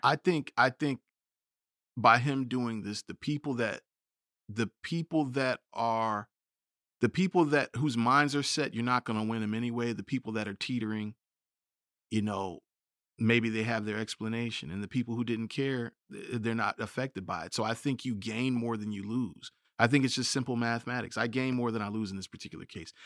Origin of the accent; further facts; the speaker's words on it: United States; being American